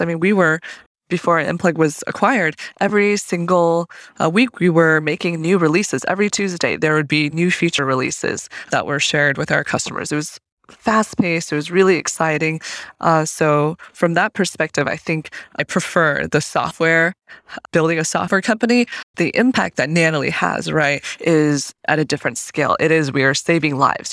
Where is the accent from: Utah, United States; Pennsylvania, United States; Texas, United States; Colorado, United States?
Colorado, United States; Fort Collins; moved away as an adult; also born or lived in Zhenjiang, Jiangsu, China / Berkeley, California; So I grew up for the, you know, my early American years, I guess, in Fort Collins, Colorado.